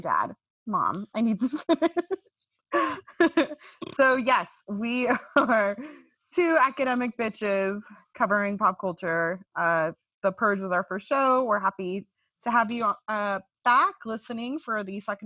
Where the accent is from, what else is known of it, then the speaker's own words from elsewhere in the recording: California, United States; accent: vocal fry; now in Miami, United States; I'm a Californian, hence the vocal fry